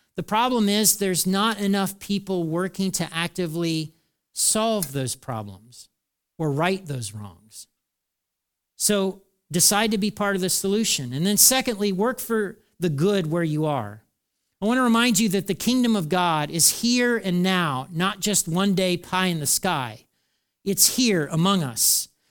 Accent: United States; talking as an American

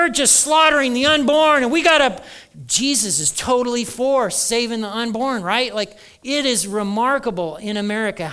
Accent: Kentucky, United States; We're all from Kentucky

